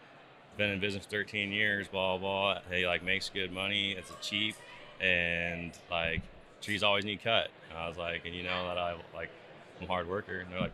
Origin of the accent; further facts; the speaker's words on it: Prineville, Oregon, United States; I grew up in Prineville, kind of just my dad and everyone grew up logging and stuff like that, cutting trees, firewood, It's a logging area in there